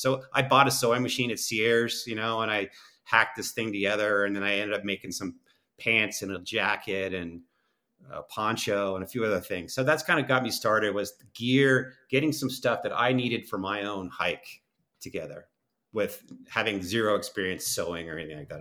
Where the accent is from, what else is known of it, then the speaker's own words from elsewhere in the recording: East Coast, United States; moved away; I grew up on the East Coast